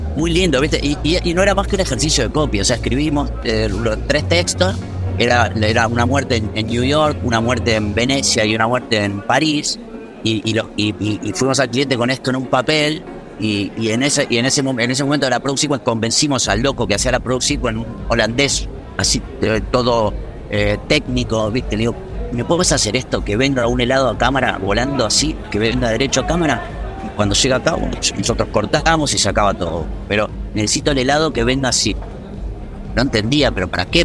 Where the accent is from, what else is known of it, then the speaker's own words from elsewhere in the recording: Argentina; moved away as an adult; now in Madrid, Spain; uno que ya tuvo la experiencia de salir del país y de moverse